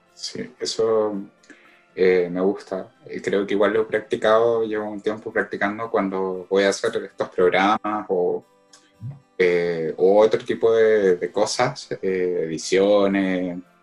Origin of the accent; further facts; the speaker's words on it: Concepción, Biobío, Chile; de Concepción